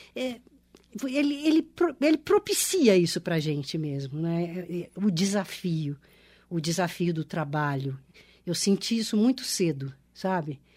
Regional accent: Minas Gerais, Brazil; moved away as an adult; now in São Paulo, Brazil; eu, nasci em Minas, eu sou mineira

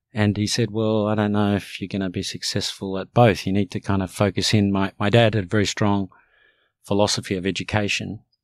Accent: Australia; English is a second language; also born or lived in Cairo, Egypt; I fundamentally came here as a young child and, and grew up here

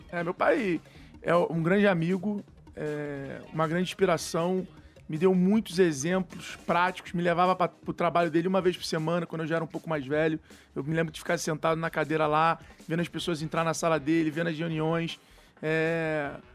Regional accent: Rio de Janeiro, Brazil; accent: carioca; moved away as an adult; now in São Paulo, Brazil; minha mãe é mineira, meu pai é carioca, mas fui nascido e criado no Rio de Janeiro

